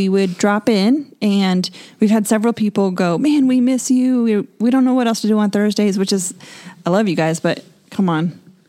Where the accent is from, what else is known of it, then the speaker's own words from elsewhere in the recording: Denver, Colorado, United States; now in Texas, United States; I'm from Denver.